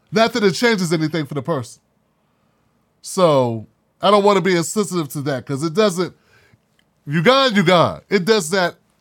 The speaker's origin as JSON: {"language": "English", "country": "United States", "said": "I'm from Washington."}